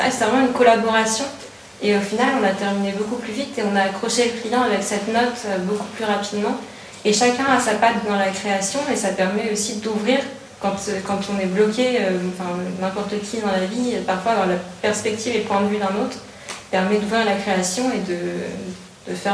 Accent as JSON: {"language": "French", "region": "Hauts-de-France", "country": "France", "said": "en tant que personne du Nord aussi, je me suis dit, tiens, c'est marrant, ça sent la graffe, la betterave"}